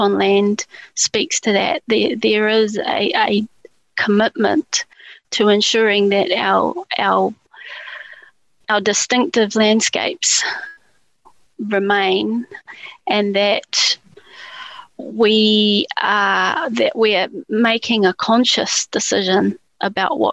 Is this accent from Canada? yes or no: no; New Zealand; as a New Zealander